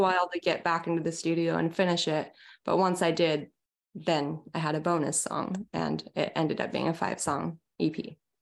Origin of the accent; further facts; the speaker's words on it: small town outside of Seattle, Washington, United States; moved away as an adult; now in Santa Cruz, United States; I originally grew up in a really small town outside of Seattle